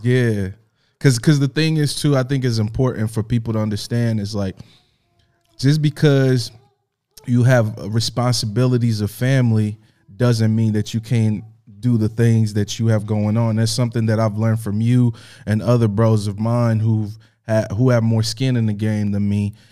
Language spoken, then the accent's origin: English; Indianapolis, Indiana, United States; born or raised there; now in Los Angeles, United States